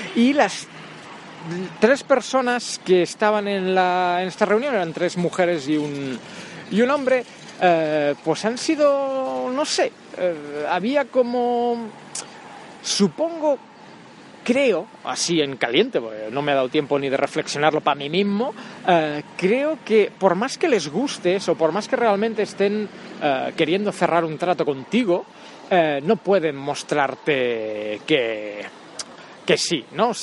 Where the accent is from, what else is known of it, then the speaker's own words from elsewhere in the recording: Catalonia, Spain; soy catalán